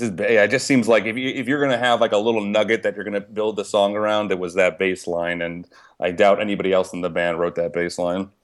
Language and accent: English; Pittsburgh, Pennsylvania, United States; Pittsburgh being my hometown